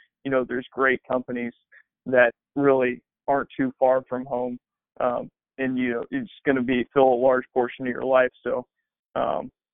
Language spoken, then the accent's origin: English; Kansas City, Missouri, United States; my wife's family's from Kansas City, I'm from Kansas City.